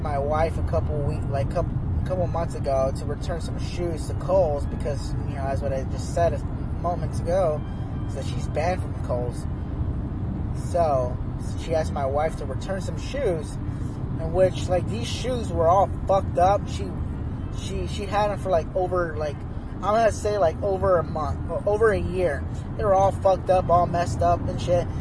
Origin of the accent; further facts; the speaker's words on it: Phoenix, Arizona, United States; now in Oregon, United States; I'm from Phoenix, Arizona